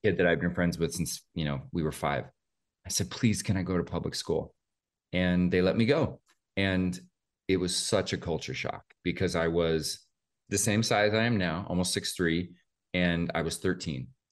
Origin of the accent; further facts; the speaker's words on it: Oldtown, Idaho, United States; moved away; also born or lived in Spokane, Washington; I grew up about forty-five miles away from there in a little town called Old Town, Idaho